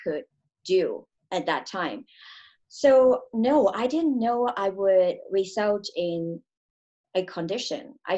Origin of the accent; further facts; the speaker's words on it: Hong Kong; I grew up in Hong Kong.